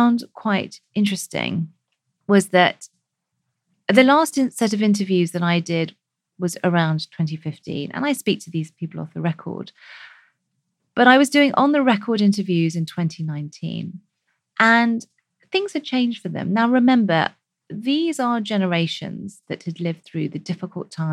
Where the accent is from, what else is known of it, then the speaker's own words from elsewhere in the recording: United Kingdom; we as British South Asians